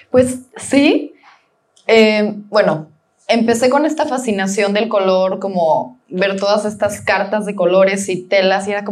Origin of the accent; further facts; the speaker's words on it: Mexico; sino pues todos somos mexicanos, ¿no?